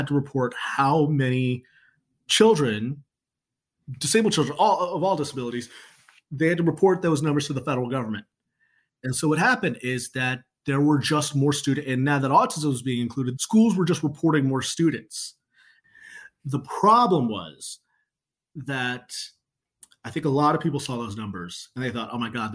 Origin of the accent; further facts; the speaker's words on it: Chicago, Illinois, United States; I'm from Chicago